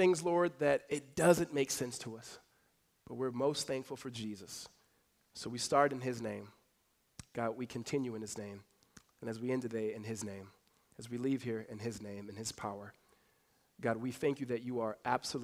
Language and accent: English; California, United States; moved away; also born or lived in Arizona; we grew up together back in California